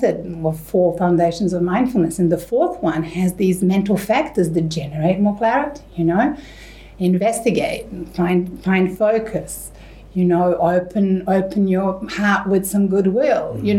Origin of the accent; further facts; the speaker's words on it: Serbia; moved away; I grew up in Serbia in the 80s